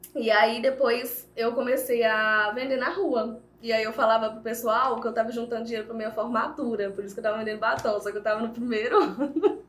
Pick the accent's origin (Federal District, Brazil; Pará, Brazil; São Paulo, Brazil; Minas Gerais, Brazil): Minas Gerais, Brazil; Viçosa; sou daqui de Viçosa mesmo